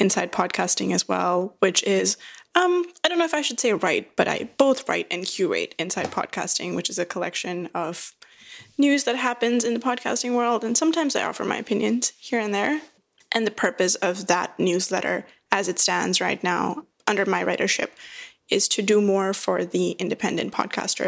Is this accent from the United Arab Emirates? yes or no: yes; Dubai, United Arab Emirates; moved away as an adult; also born or lived in India / Sydney, Australia / Singapore; now in Vancouver, Canada; I was raised in Dubai. I was born in bred Dubai.